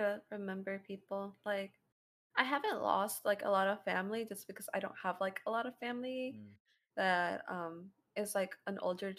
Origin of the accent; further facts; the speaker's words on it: Guerrero, Mexico; we're both Mexican. I think we're both really intact with our cultures. I'm from Aratichango, Guerrero.